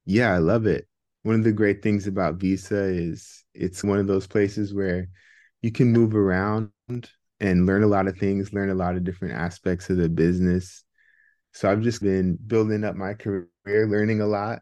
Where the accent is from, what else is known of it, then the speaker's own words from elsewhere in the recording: Bay Area, California, United States; also born or lived in Philadelphia, United States; Yeah, so I was born and raised in the Bay Area. Bay Area native.